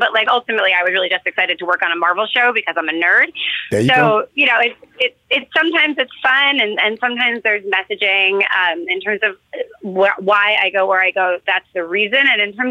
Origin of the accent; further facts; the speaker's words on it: New York City, New York, United States; I grew up in New York City